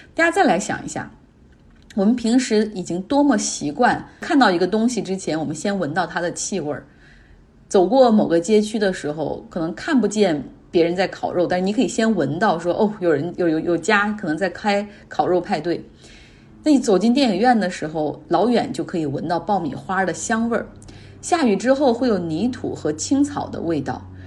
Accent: Northeast China, China; moved away; 我们东北人

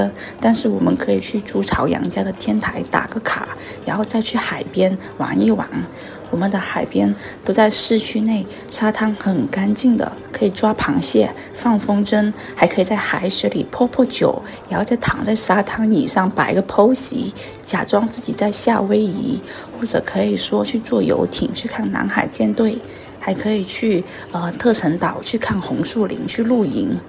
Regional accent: Guangdong, China; Hello，大家好，我係來自廣東站嗰位東北話十級的…。

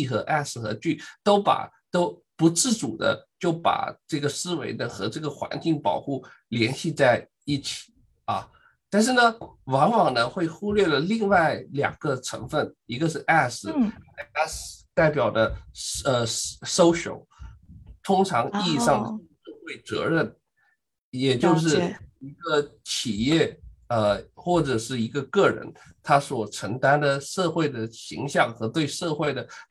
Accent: Shanghai, China; now in Urbana-Champaign, United States; 我们上海话，

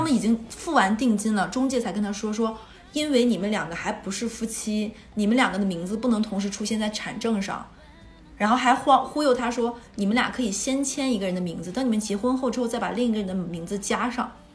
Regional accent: northern China, China; now in Shanghai, China; 我是北方人

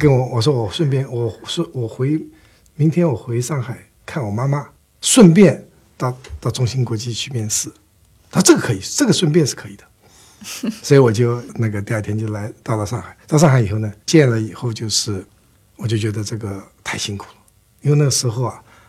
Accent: Shanghai, China; accent: Taiwanese; 我生在上海，长在上海，尽管我有台湾口音。

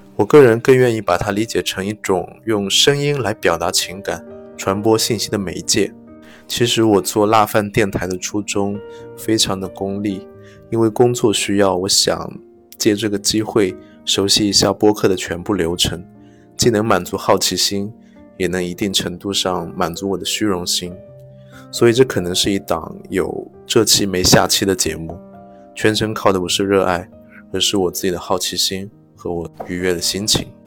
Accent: Ningbo, Zhejiang, China; accent: Ningbo dialect; 我们宁波话

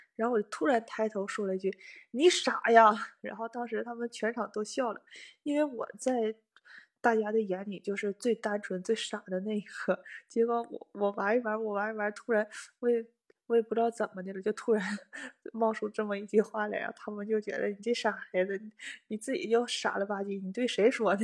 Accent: Northeast China, China; accent: Northeastern; 我们东北话叫有尖儿

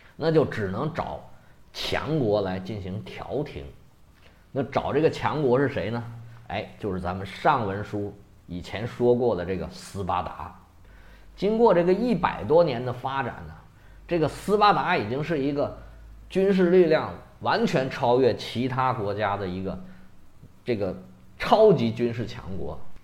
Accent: China; 虽然咱们中国人都很不喜欢他

